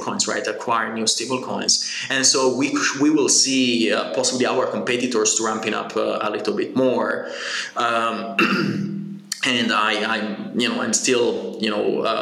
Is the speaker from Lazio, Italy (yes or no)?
no; Genoa, Liguria, Italy; I come from Genoa